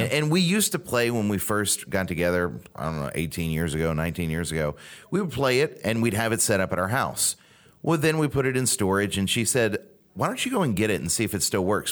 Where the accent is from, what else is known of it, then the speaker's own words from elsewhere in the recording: Louisiana, United States; Growing up in Louisiana